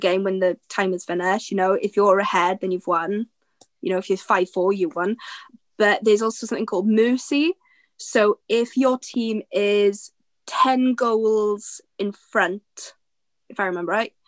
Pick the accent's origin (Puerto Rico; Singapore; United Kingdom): United Kingdom; Aberdeen, Scotland; I'm from Aberdeen